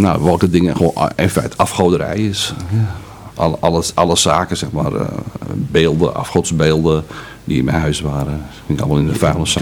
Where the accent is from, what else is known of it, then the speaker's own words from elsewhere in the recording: Amsterdam, North Holland, Netherlands; Ik ben in Amsterdam geboren en opgegroeid, dat kan je wellicht nog een beetje horen